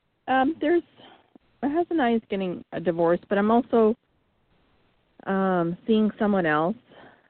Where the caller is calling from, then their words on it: Missouri, United States; I'm calling from Missouri.